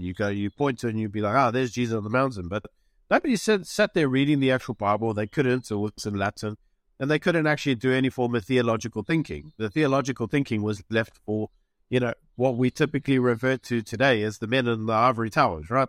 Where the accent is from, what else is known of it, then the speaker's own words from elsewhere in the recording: South Africa; moved away as an adult; also born or lived in United Kingdom; I'm South African, but, you know, I was in the U K for a while